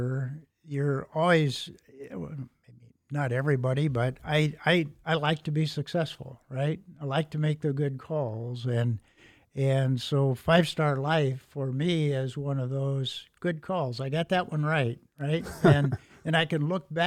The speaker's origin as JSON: {"language": "English", "town": "Elkhart", "region": "Indiana", "country": "United States", "tie": "born or raised there", "said": "I grew up in Elkhart, and so my K-12 education was in Elkhart"}